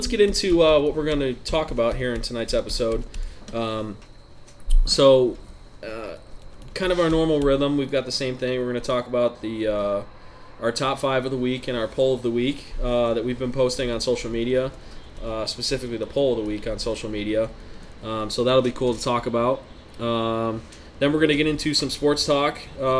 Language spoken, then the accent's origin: English; Cleveland, Ohio, United States; we're all from Cleveland and or just towns of great heartbreak